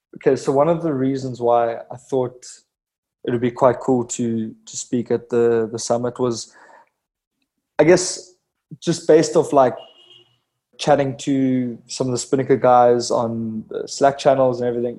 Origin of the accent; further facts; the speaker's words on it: Cape Town, Western Cape, South Africa; born and raised Cape Town, South Africa